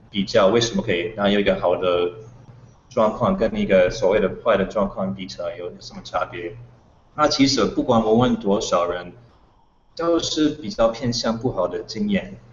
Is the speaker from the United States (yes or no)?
yes; United States; Chinese is a second language; moved away as an adult; now in Taiwan; 因为我是美国人